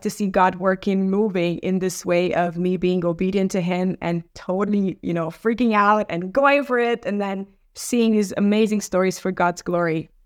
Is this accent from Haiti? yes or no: no; Romania; moved away; also born or lived in Norway; I come from Romania